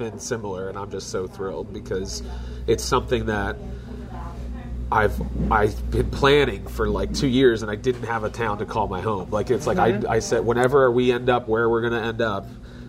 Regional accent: Philadelphia, Pennsylvania, United States; moved away as an adult; also born or lived in North Penn area, Pennsylvania; now in Royersford, United States; grew up in Philadelphia, lived in the North Penn area for 10 years

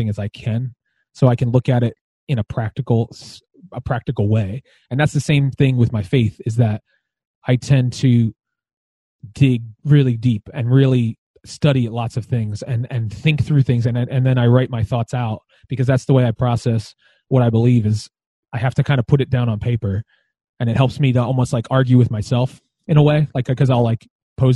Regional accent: Philadelphia, Pennsylvania, United States; also born or lived in Lansdale, Pennsylvania; now in Royersford, United States; I grew up in Philadelphia, and I grew up at the Calvary Chapel of Philadelphia

